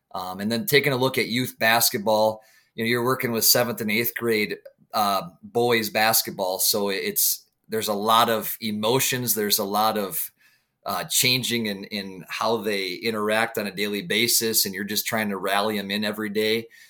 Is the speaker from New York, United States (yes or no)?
no; St. Croix Falls, Wisconsin, United States; born and raised in Saint Croix Falls, Wisconsin